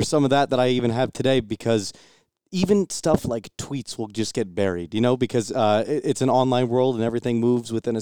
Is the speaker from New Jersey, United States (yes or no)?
yes; New Jersey, United States; moved away as an adult; now in Oklahoma, United States; I'm from New Jersey